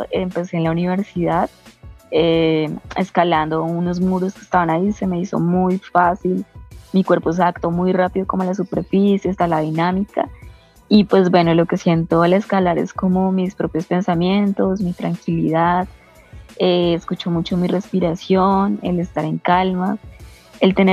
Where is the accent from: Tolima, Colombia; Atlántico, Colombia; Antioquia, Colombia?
Tolima, Colombia; Ibagué; colombiana, nací en una ciudad que se llama Ibagué. Es la ciudad, eh, digamos, como amortiguador del Parque Nacional Natural de los Nevados, el Nevado del Tolima, es como el pie de ruta eh, en mi ciudad.